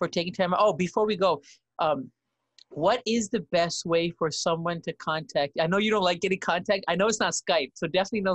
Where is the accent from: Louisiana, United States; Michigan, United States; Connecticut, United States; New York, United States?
New York, United States; moved away; both me and him both were from New York